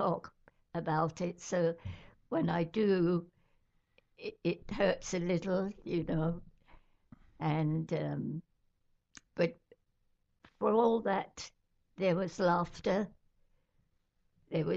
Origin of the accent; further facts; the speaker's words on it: London, United Kingdom; moved away as an adult; now in Brooklyn, United States; London. I was born in London, England